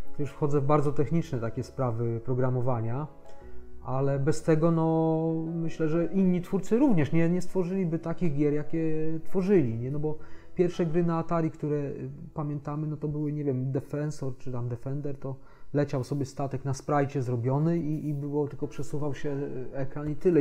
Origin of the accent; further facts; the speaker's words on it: Gdańsk, Pomeranian Voivodeship, Poland; u nas w Gdańsku